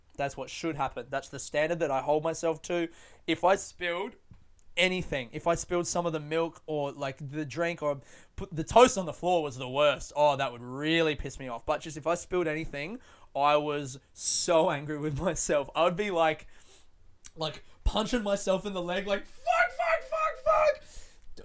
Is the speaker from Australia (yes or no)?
yes; Adelaide, South Australia, Australia; now in Melbourne, Australia; I grew up in Adelaide